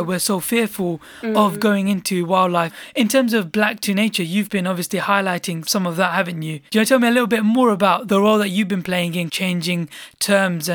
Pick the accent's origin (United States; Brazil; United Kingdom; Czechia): United Kingdom; I'm a British Bangladeshi myself.